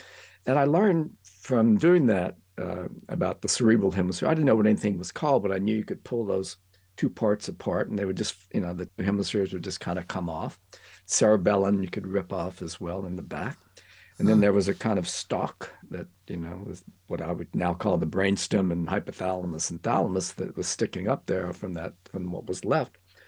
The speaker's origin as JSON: {"language": "English", "region": "Louisiana", "country": "United States", "said": "I'm a Cajun, yes."}